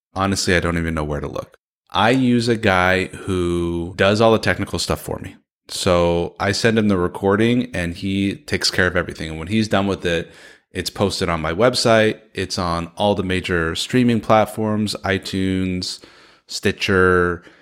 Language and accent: English; San Francisco, California, United States; Grew up in San Francisco, California, son of a Persian immigrant